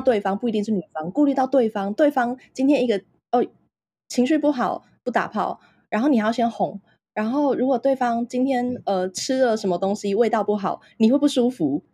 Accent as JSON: {"language": "Chinese", "town": "Taipei", "country": "Taiwan", "said": "我就是出生在台湾，然后小地方，然后，呃，其实我是台北人啦"}